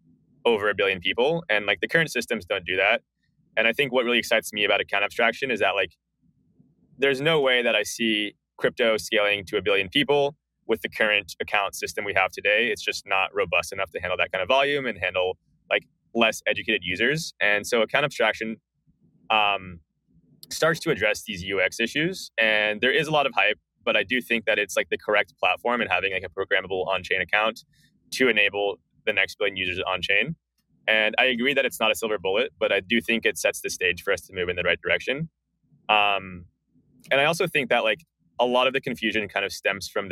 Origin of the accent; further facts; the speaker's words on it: Bay Area, California, United States; I grew up in the Bay Area.